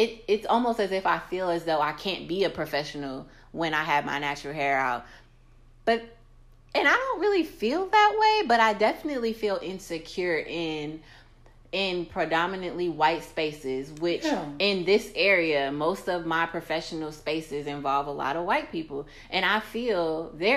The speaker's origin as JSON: {"language": "English", "country": "United States", "said": "I'm American"}